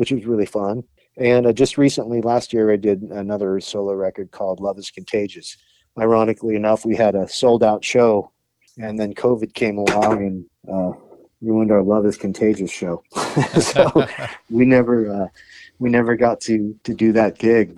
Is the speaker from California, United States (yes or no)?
yes; Huntington Beach, California, United States; I'm from Huntington Beach and it was the library I grew up